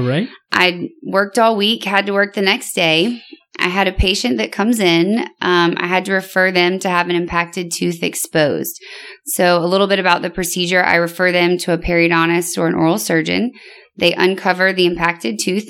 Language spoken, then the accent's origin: English; Louisiana, United States; moved away as an adult; also born or lived in Connecticut; now in Houston, United States; I'm from Louisiana originally